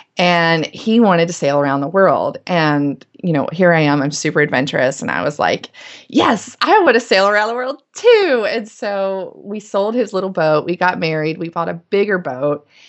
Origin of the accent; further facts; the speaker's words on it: Winston-Salem, North Carolina, United States; I grew up in North Carolina, in Winston-Salem